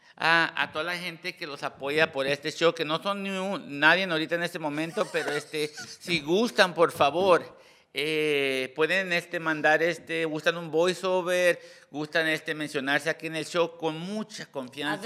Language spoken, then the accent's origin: Spanish; Hacienda Heights, California, United States; yo vine de Hacienda High